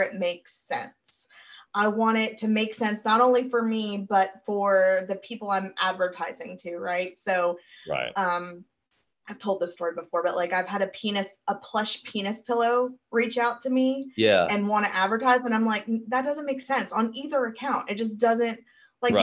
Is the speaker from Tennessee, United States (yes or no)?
yes; Brentwood, Tennessee, United States; I went to Brentwood High, which is... in Nashville, there is a suburb of Nashville called Brentwood